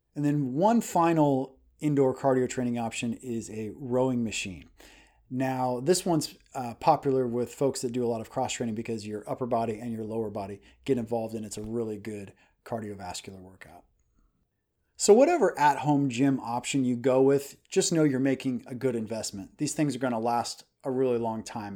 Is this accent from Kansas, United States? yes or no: yes; Kansas, United States; moved away as an adult; also born or lived in Hong Kong; now in Dallas, United States; We are from Kansas and we moved into Texas. We're in the Dallas, Texas area now.